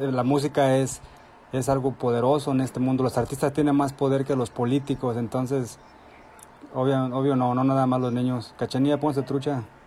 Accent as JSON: {"language": "Spanish", "town": "Dallas", "region": "Texas", "country": "United States", "tie": "born or raised there", "moved": "yes", "lives_now": "Salvatierra, Mexico", "said": "crecí en Dallas, Texas."}